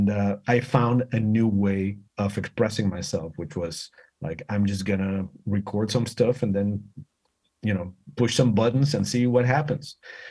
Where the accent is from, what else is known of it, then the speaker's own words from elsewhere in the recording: Mexico City, Mexico; moved away as an adult; now in United States; I'm from Mexico City. I'm Mexican 100%. I moved to the States when I was 21